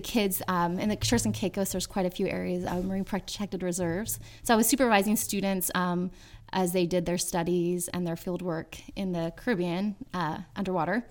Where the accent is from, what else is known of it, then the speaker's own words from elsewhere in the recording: Yuba City, California, United States; my hometown of Yuba City, California